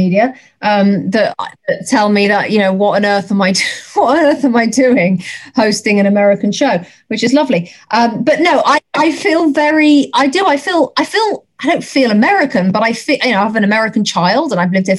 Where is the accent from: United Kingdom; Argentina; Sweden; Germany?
United Kingdom; England; accent: English; moved away as an adult; now in United States; an English accent and to be accepted the way I have been accepted